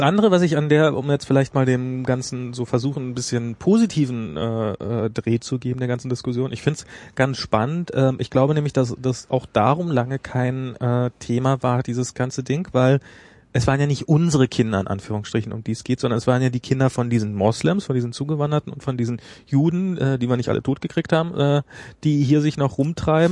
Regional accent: Germany; bei uns in Deutschland

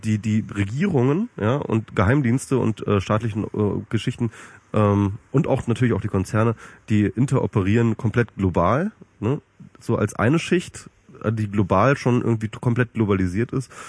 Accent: Germany; als Deutsche

